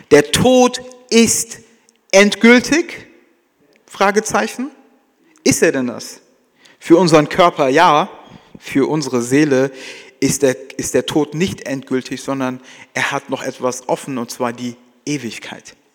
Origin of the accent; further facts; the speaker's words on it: Frankfurt, Hesse, Germany; Ja, keiner campt für immer. Ja, jedenfalls wir als Frankfurter, ja, sondern es geht immer wieder zurück nach Hause.